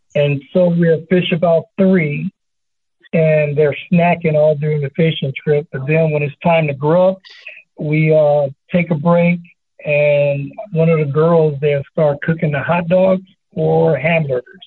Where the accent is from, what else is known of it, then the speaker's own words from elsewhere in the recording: Los Angeles, California, United States; also born or lived in Chino, California; now in San Bernardino, United States; I'm from California, born in Los Angeles, and moved to Chino, California in the sixth grade, and so now I'm a San Bernardino